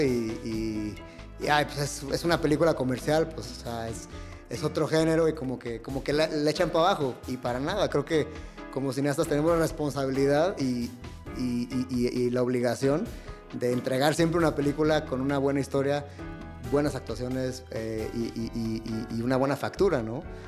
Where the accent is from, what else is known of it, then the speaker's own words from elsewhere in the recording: Guadalajara, Jalisco, Mexico; now in Mexico City, Mexico; yo crecí eh, en Guadalajara